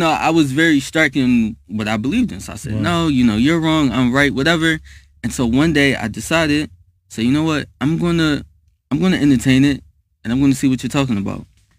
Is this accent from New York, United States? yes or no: no; Philadelphia, Pennsylvania, United States